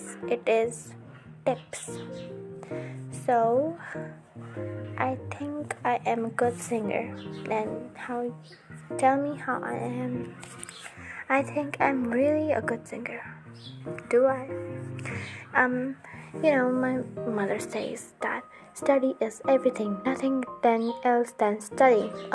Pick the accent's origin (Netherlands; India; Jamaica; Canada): India; I'm from India